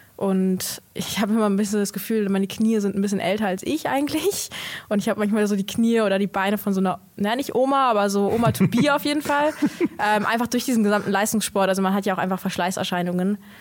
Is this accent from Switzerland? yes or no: no; North Macedonia; now in Germany; ich komme aus Mazedonien